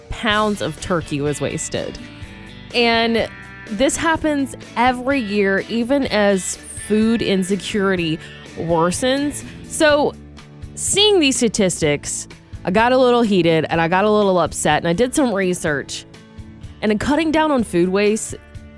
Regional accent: Georgia, United States; now in California, United States; educated growing up in Georgia

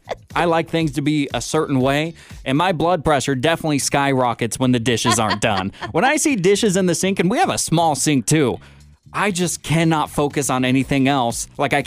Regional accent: California, United States; I'm from California.

